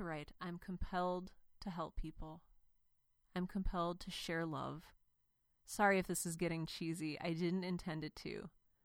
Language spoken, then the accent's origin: English; Cleveland, Ohio, United States; I grew up in Cleveland, and my dad was a pastor